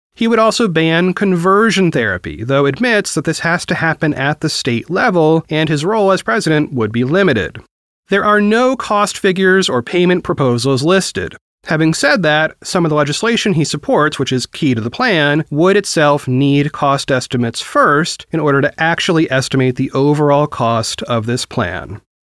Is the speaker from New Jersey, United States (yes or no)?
no; Oregon, United States; Oregon, my home state